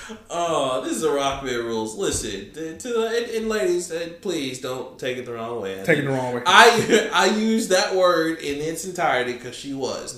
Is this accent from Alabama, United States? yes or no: yes; Montgomery, Alabama, United States; moved away as an adult; now in Adamsville, United States; I'm from Montgomery. I know how those back roads are.